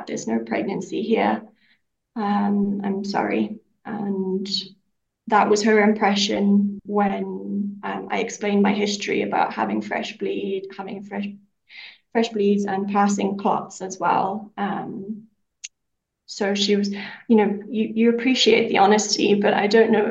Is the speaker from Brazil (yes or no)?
no; Zimbabwe; moved away as an adult; also born or lived in United Kingdom / New Zealand; we're in Zimbabwe now because this is where I'm from. Originally, I was born here, lived my life here, and then we're living in the UK up until recently.